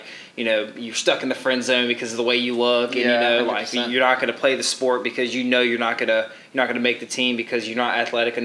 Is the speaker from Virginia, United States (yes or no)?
yes; Roanoke, Southern Virginia, United States; accent: American; I grew up in Southern Virginia, so about 3 hours east of that, closer to the Richmond area, and then moved to Roanoke when I was in sixth grade